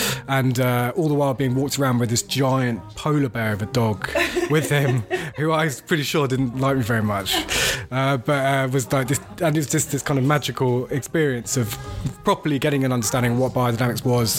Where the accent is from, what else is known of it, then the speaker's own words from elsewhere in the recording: Paris, Île-de-France, France; moved away; I grew up in Paris